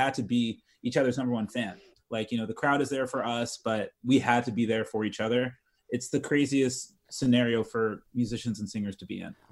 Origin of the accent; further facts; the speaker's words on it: United States; I'm American.